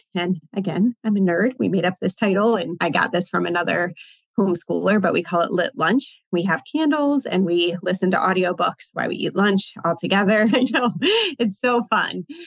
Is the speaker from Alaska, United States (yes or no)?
no; Virginia, United States; also born or lived in Richmond, Virginia; Virginia's my home state.